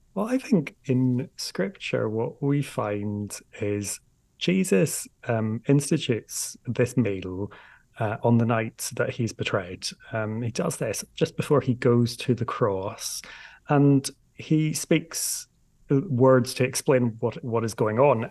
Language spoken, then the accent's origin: English; Northern Ireland, United Kingdom; I'm from Northern Ireland